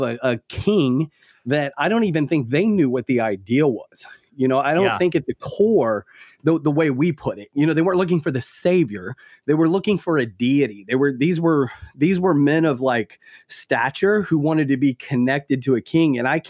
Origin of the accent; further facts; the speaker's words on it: the South, United States; I grew up deep in the Southern Baptist Church in the South.